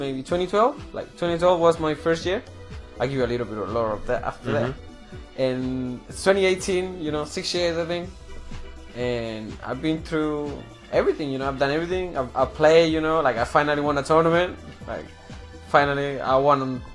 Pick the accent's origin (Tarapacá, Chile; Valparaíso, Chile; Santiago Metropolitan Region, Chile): Valparaíso, Chile; Viña del Mar; first language Spanish; English is a second language; moved away as an adult; now in New Zealand; I'm from a city above, it's called Viña del Mar